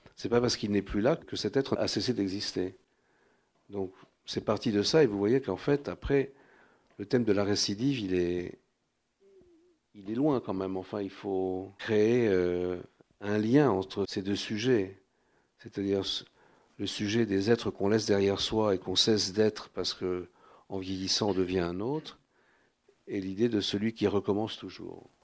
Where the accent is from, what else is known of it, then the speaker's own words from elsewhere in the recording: Paris, Île-de-France, France; accent: Parisian; je suis né à Paris, mais dans une famille où euh, l'Europe centrale était éminemment présente